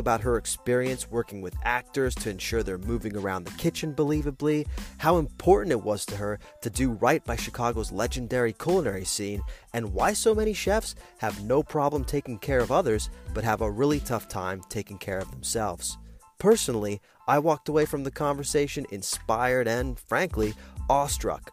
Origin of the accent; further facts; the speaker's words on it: Italy; moved away; I grew up in Italy